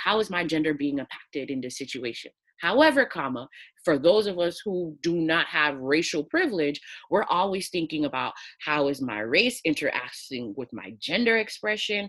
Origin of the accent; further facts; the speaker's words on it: United States; I'm from the United States